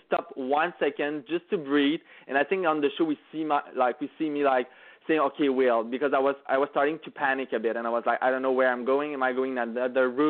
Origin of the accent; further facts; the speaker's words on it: Quebec, Canada; English is a second language; we are both from Quebec, both speak French